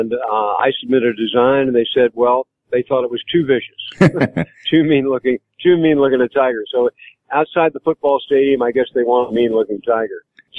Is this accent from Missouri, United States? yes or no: yes; St. Louis, Missouri, United States; I am. I'm from St. Louis.